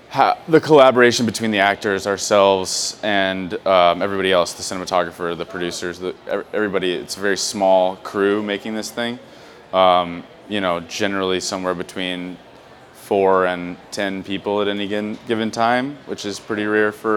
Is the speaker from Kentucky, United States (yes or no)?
yes; Louisville, Kentucky, United States; I'm from Louisville, Kentucky